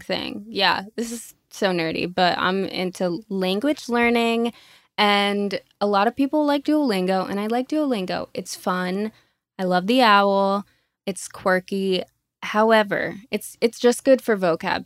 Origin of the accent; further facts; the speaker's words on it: Orlando, Florida, United States; first language Spanish; English is a second language; moved away as an adult; now in Los Angeles, United States; Born and raised in Orlando, Florida